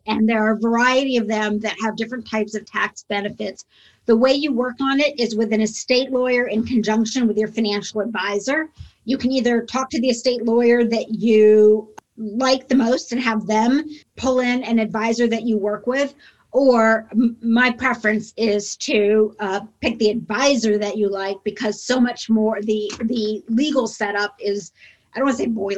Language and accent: English; Indiana, United States; I grew up in Indiana